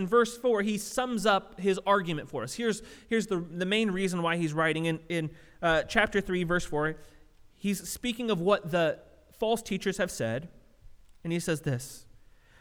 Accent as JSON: {"language": "English", "region": "Southern California", "country": "United States", "tie": "born or raised there", "said": "I grew up in Southern California"}